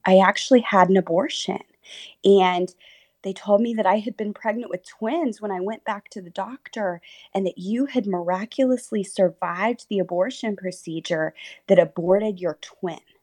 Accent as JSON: {"language": "English", "region": "Texas", "country": "United States", "tie": "born or raised there", "also_born_or_lived": "Oklahoma"}